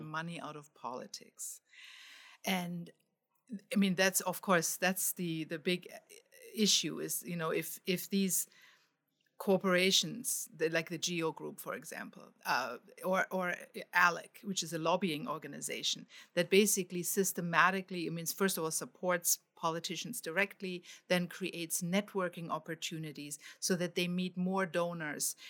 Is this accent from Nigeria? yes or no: no; Germany; now in United States; I grew up in Germany